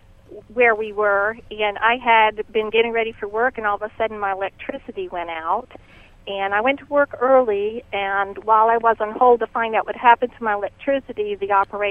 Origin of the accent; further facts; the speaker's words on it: New York, United States; also born or lived in Uganda; I grew up in New York. This was my neighborhood.